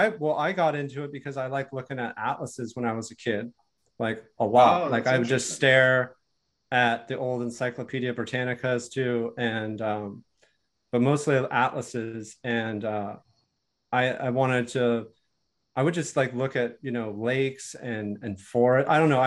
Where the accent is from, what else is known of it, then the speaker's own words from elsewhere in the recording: United States; dad was from France, and my grandmother was from Germany. So I'm half European. I was born in the United States, but my father was born in Europe.